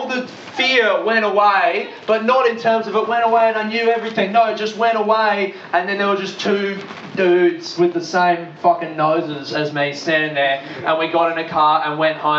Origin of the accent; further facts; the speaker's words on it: Adelaide, South Australia, Australia; I grew up in Adelaide, in Australia.